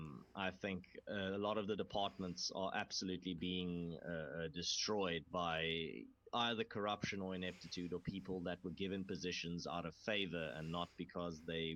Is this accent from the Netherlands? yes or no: no; South Africa; we were all going to unite as South Africans.